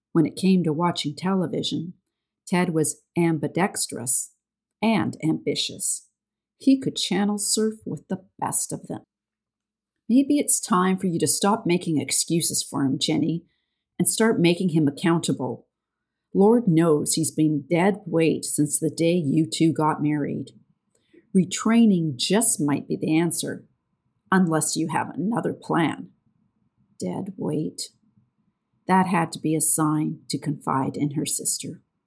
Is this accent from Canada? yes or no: yes; Canada; accent: Canadian; I am the Canadian with the funny accent